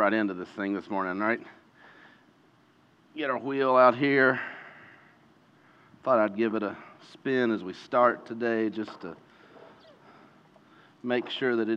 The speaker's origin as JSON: {"language": "English", "region": "Eastern Kentucky", "country": "United States", "tie": "born or raised there", "said": "growing up in Eastern Kentucky"}